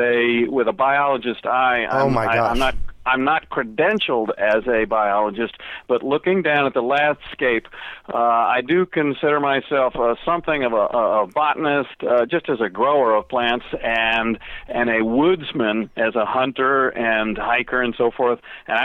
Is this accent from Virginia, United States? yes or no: yes; Virginia, United States; moved away as an adult; also born or lived in northern Florida; now in Florida, United States; I grew up in Virginia. I enjoyed playing in the ocean, in the water, and that was a marvelous, fun thing.